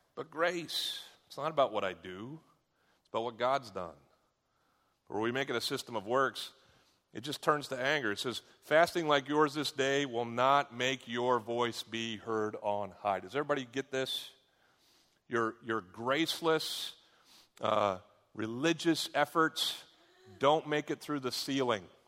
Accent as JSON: {"language": "English", "country": "United States", "said": "I'm an American"}